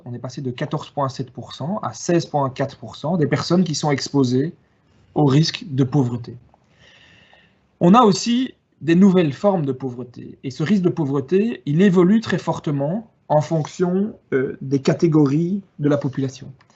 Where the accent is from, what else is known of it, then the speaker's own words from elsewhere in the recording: Wallonia, Belgium; je suis originaire de Wallonie